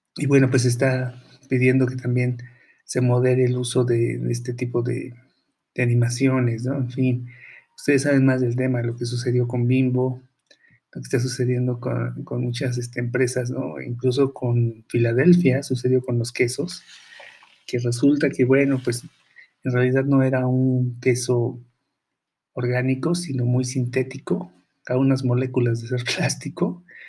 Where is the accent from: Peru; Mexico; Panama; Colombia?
Mexico; aquí en México